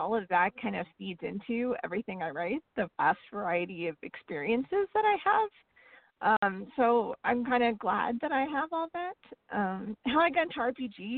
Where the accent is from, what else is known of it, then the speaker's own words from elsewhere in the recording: northern Vermont, United States; now in Texas, United States; I grew up in northern Vermont, very close to Canada. My hometown is just 60 miles from the Canadian border, and now I live in Texas